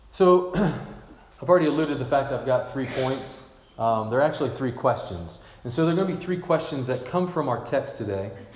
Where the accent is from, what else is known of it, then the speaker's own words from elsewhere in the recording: Glasgow, Kentucky, United States; moved away; my hometown in Kentucky